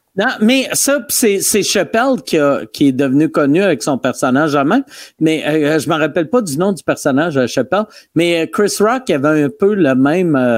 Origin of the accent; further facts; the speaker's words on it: Quebec City, Quebec, Canada; je viens de Québec